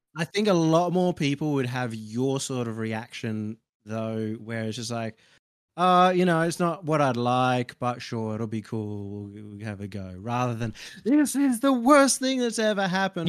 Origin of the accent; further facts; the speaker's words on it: Australia; as an Aussie